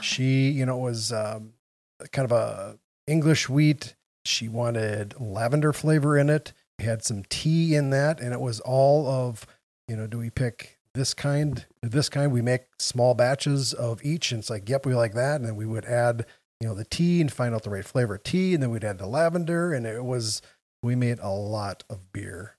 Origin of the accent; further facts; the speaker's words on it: Wausau, Wisconsin, United States; moved away as an adult; now in Green Bay, United States; I grew up, I was born in Wausau, so right down in central Wisconsin.